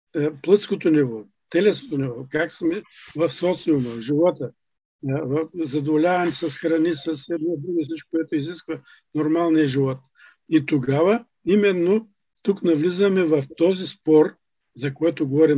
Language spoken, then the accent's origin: Bulgarian; Bulgaria; нас като българи